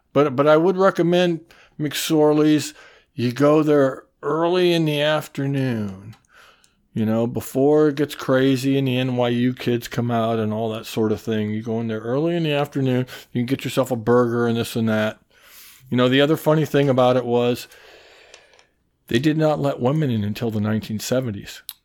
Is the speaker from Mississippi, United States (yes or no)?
no; Mason City, Iowa, United States; moved away as an adult; now in New York, United States; I grew up in Mason City, and I was also at the University of Iowa in Iowa City